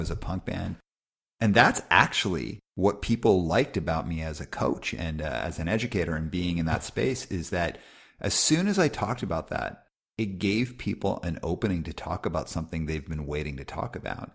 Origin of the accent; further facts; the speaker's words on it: Calgary, Alberta, Canada; I grew up in Calgary, Alberta in the eighties